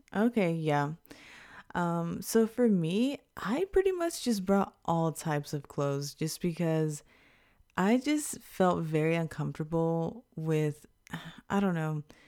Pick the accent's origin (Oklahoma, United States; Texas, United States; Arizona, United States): Texas, United States; Houston; now in Japan; an Afro-Latina American from Houston, Texas